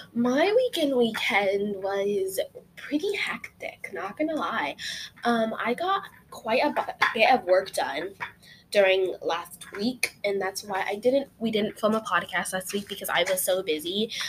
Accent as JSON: {"language": "English", "region": "Utah", "country": "United States", "tie": "born or raised there", "moved": "yes", "lives_now": "California, United States", "said": "When I was born, we lived in Utah. I lived in Utah for pretty much most of my life, and I don't live in Utah anymore"}